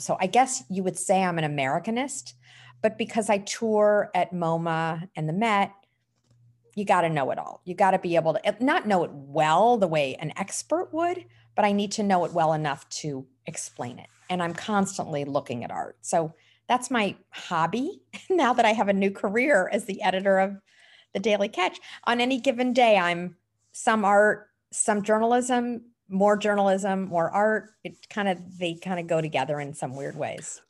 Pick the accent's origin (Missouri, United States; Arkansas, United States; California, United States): Missouri, United States; St. Louis; now in Red Hook, United States; I grew up in the Midwest in Saint Louis, Missouri.